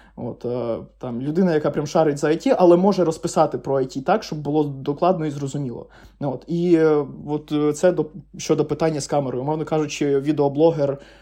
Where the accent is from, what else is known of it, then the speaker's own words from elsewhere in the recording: Crimea, Ukraine; moved away as an adult; also born or lived in Lviv; я сам з Криму